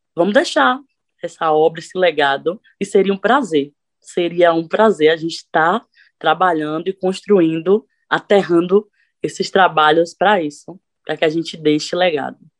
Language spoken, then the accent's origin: Portuguese; Sapeaçu, Bahia, Brazil; now in Cachoeira, Brazil; Sapeaçu, que foi o lugar que eu vim, é um interior que a cidade toda praticamente é católica